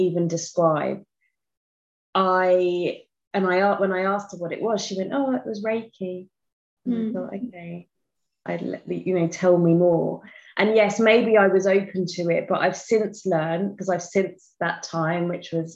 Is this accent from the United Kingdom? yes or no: yes; United Kingdom; I am from England, just outside London, which you may hear from my accent